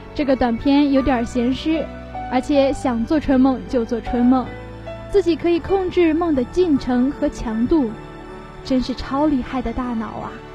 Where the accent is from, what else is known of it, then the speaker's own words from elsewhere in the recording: China; 我们中国人